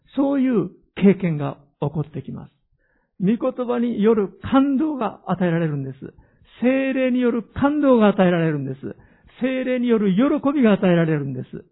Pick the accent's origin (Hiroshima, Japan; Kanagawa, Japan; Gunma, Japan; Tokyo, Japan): Hiroshima, Japan; 私の生まれ育った広島の田舎の家